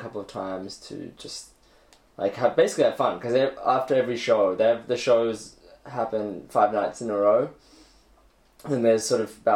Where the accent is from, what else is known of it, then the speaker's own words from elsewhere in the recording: Australia; moved away as an adult; now in China; I'm an Australian living in China, working in China now